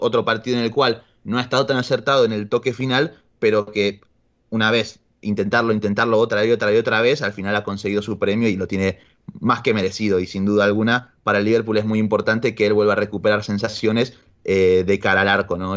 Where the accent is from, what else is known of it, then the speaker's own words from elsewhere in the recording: Argentina; como buen ciudadano argentino